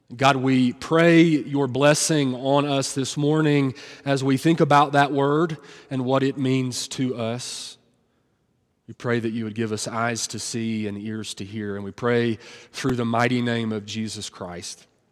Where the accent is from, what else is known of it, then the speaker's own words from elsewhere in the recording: Tennessee, United States; I'm from Tennessee